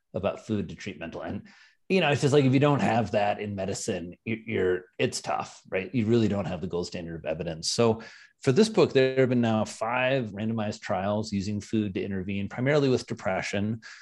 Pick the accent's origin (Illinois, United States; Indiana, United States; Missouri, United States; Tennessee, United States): Indiana, United States; now in New York, United States; I'm from Indiana